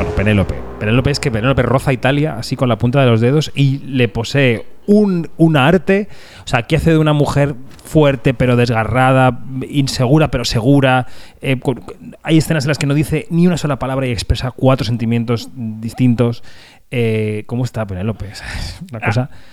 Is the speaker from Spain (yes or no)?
yes; Spain; en España tenemos esta cosa pendiente